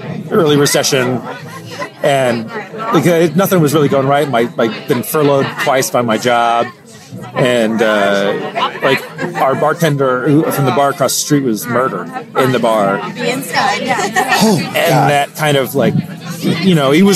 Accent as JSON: {"language": "English", "town": "Decatur", "region": "Georgia", "country": "United States", "tie": "born or raised there", "also_born_or_lived": "Iowa City, Iowa", "moved": "as an adult", "said": "I grew up in Atlanta, in Decatur"}